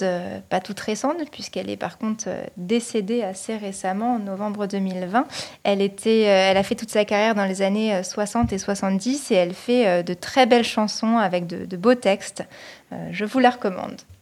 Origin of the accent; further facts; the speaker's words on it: Paris region, Île-de-France, France; now in Nantes, France; Je viens de la région parisienne et actuellement je vis à Nantes.